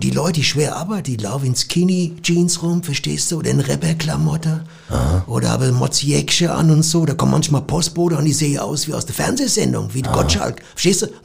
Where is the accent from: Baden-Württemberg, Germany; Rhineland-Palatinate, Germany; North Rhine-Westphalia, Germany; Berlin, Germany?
North Rhine-Westphalia, Germany; Cologne; Also ich komme ja aus Köln und wir Kölner sind ja von Hus und äh, schickomatmäßig unterwegs.